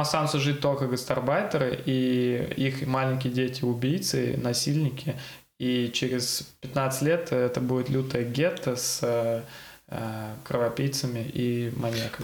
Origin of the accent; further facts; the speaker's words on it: Saint Petersburg, Russia; Я вот э, вырос в Купчино, ходил в школу в Купчино